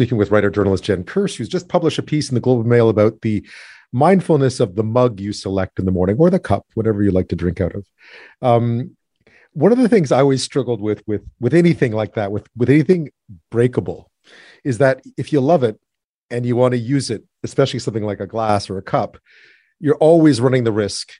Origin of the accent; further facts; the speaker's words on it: Montreal, Quebec, Canada; even though I was from Montreal.